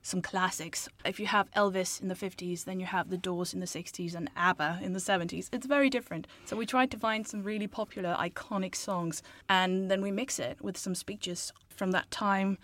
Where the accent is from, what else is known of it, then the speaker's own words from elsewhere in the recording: Denmark; moved away; I'm from Denmark.